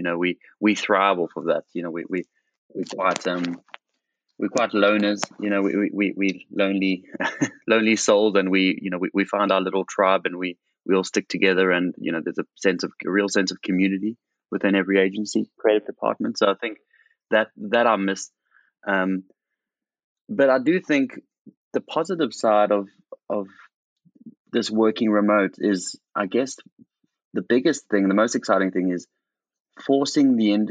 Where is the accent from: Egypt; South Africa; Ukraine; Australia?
South Africa; moved away; my hometown in South Africa